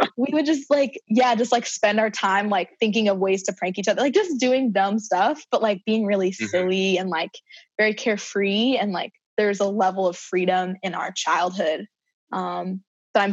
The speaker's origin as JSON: {"language": "English", "region": "South Carolina", "country": "United States", "tie": "born or raised there", "also_born_or_lived": "Cincinnati, Ohio / Switzerland", "moved": "yes", "said": "my experience in South Carolina"}